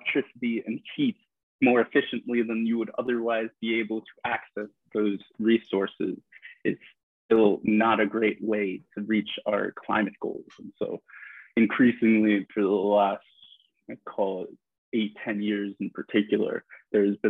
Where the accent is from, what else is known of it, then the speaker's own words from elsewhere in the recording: New York City, New York, United States; I grew up in Midtown Manhattan on 57th Street in a 50-story apartment building